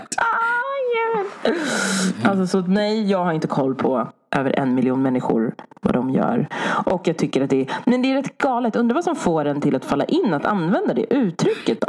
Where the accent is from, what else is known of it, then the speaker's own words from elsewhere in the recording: Sweden; jag född i Sverige